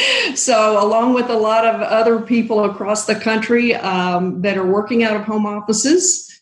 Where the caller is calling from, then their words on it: Springfield, Missouri, United States; I am calling in from my home office in Springfield, Missouri.